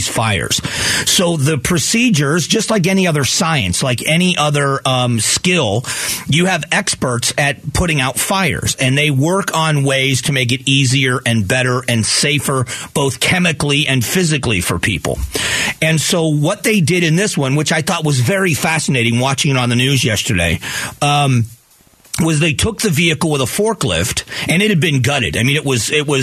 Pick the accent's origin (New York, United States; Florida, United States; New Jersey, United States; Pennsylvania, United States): Florida, United States; Southwest; now in Phoenix, United States; Southwest Florida, my hometown